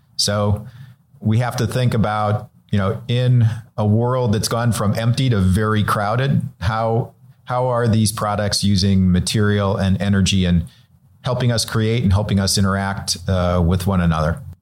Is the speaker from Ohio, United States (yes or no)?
yes; Cleveland, Ohio, United States; now in Los Angeles, United States; I'm originally from Cleveland, Ohio